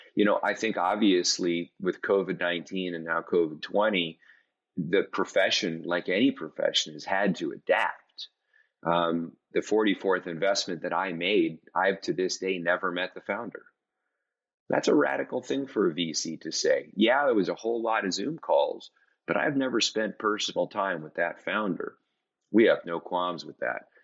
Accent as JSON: {"language": "English", "town": "Cleveland", "region": "Ohio", "country": "United States", "tie": "born or raised there", "also_born_or_lived": "Washington, D.C. / New York City / Hong Kong / Singapore", "moved": "yes", "lives_now": "Nashville, United States", "said": "I grew up in Cleveland, Ohio"}